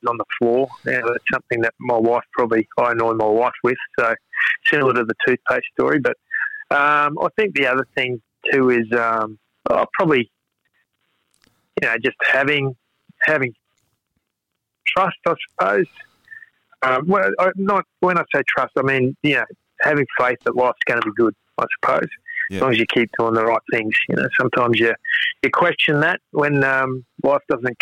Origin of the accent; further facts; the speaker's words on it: Brisbane, Queensland, Australia; I was born and bred in Wynnum.